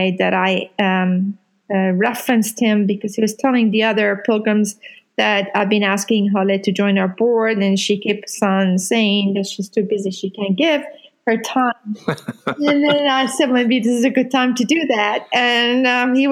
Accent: Iran; now in Louisville, United States; I am from Iran, and I am a Muslim

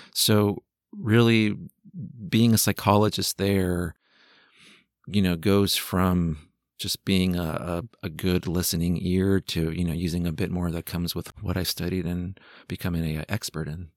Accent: San Jose, California, United States; I'm from San Jose, California

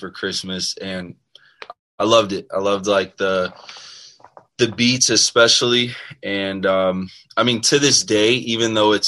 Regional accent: South Florida, United States; also born or lived in Maryland; I was born in Maryland, but we moved to Florida sometime in like first grade, I think. So I live most of my life here in South Florida.

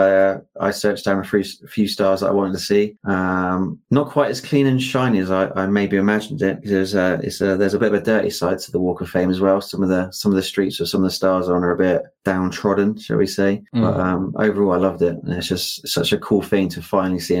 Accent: United Kingdom; accent: British; I'm British

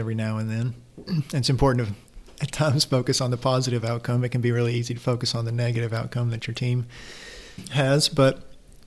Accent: Kentucky, United States; I am a good old homebred Kentucky basketball fan

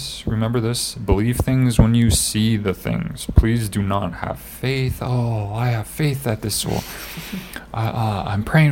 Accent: Iowa, United States; we're from Iowa

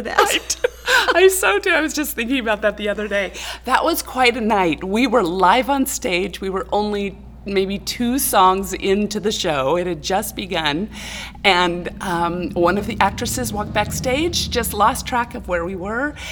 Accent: Clovis, California, United States; also born or lived in Burlingame, California / Sanger, California / Tennessee; I was born in Burlingame, California, but my mother hated the Bay Area. That's where oh, my father okay. was from. So we moved to uh, the central San Joaquin Valley, and I actually grew up in Clovis, California

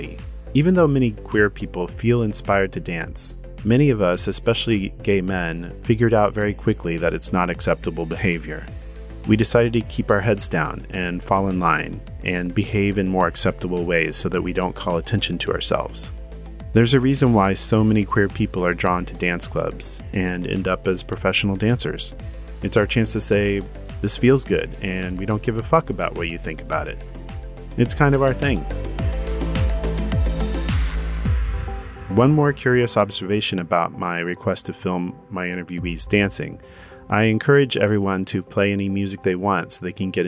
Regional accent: Derby, Kansas, United States; When I was a closeted little gay boy growing up in Derby, Kansas

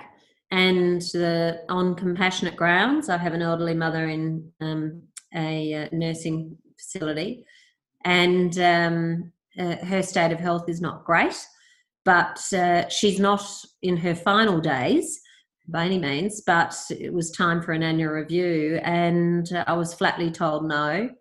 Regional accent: Australia; also born or lived in Perth / Victoria; for us as Australian consumers

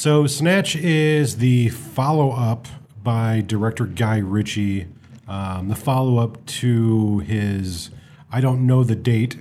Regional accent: United States; as an American

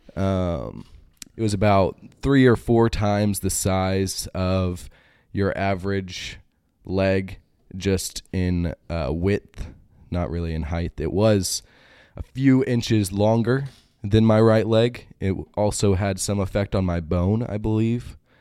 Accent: Greenville, Texas, United States; moved away; also born or lived in Michigan; In Greenville, Texas

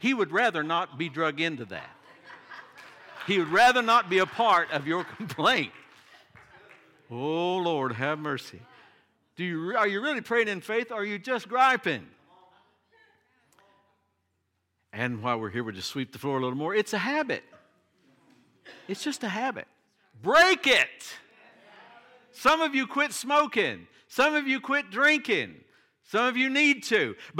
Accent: Appalachia, United States; And of course, I was raised in the Appalachian Mountains. I love the mountains, and I think they're beautiful.

